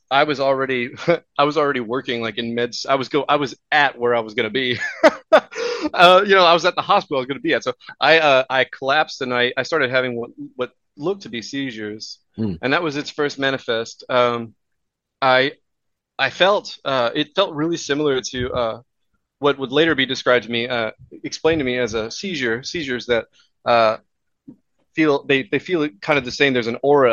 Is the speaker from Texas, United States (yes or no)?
yes; Houston, Texas, United States; moved away as an adult; also born or lived in Louisiana / New York / Oklahoma; now in Vancouver, Canada; I was born in Houston, raised in Texas.